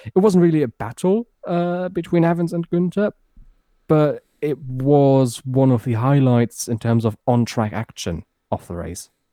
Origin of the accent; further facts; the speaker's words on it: Berlin, Germany; moved away as an adult; also born or lived in Frankfurt area, Germany; now in near Frankfurt, Germany; I grew up near Tempelhof. I went to, to school in the very same district